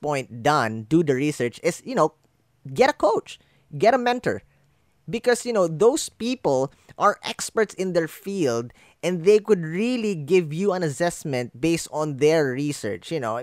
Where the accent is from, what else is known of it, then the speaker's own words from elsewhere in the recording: Philippines; English is a second language; my fellow Filipinos